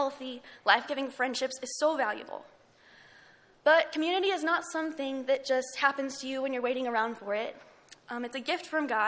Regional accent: Lubbock, Texas, United States; I'm from Lubbock

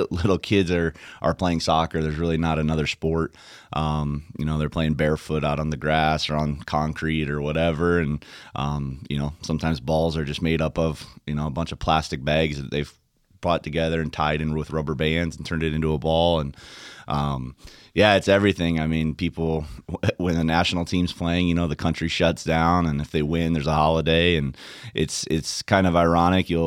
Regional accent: DR Congo; moved away; yeah, I was born in the Democratic Republic of the Congo, um, and my parents were missionaries there.

